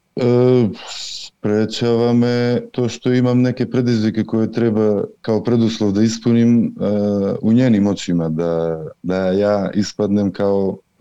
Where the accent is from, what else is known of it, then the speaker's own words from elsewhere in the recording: North Macedonia; moved away as an adult; now in Sweden; dolazim iz Makedonije, meni je i tamo bilo dobro, ali sam sledio ovdje u svoju suprugu.